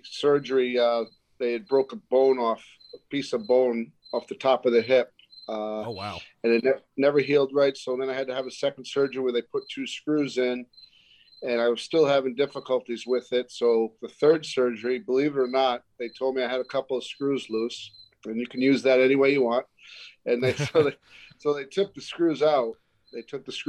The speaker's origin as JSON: {"language": "English", "town": "Providence", "region": "Rhode Island", "country": "United States", "tie": "born or raised there", "also_born_or_lived": "Philadelphia", "said": "being adopted at birth and growing up in Providence, Rhode Island"}